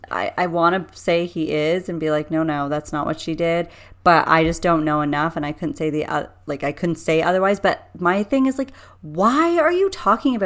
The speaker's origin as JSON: {"language": "English", "country": "Canada", "said": "us being Canadian"}